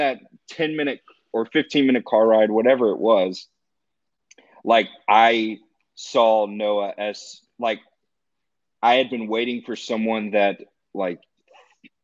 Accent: Texas, United States; moved away as an adult; also born or lived in Ohio; I'm a kid from Texas

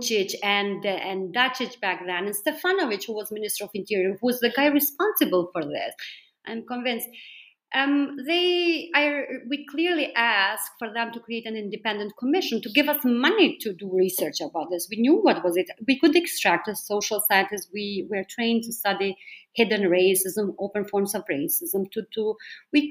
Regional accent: Germany; now in Berlin, Germany; in my home country here in Berlin

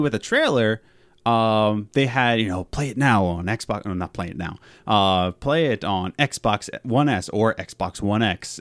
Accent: Philadelphia, Pennsylvania, United States; we're from Philadelphia.

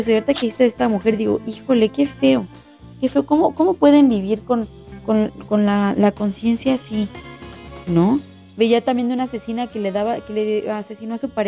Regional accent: Mexico; por muy que digan, somos mexicanos, estábamos acostumbrados, no se debe de hacer.

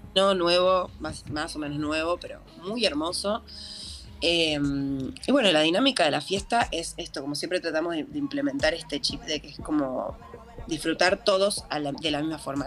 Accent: Buenos Aires, Argentina; yo soy porteña, nací acá, como toda la vida viví acá

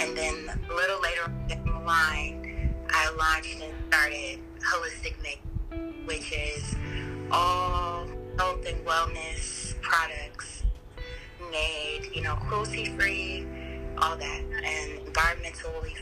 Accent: Fresno, California, United States; moved away; also born or lived in Sacramento, California; My formative years, I was raised in Fresno, California

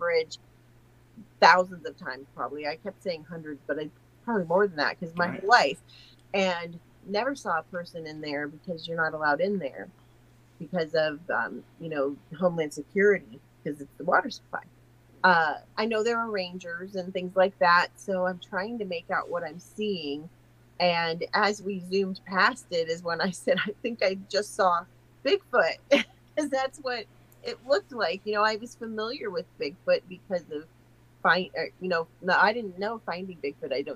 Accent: Ohio, United States; I'm a teacher from Ohio

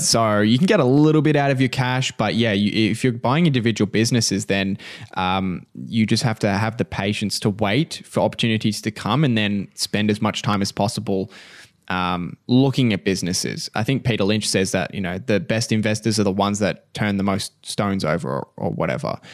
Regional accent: Australia; we're Australian

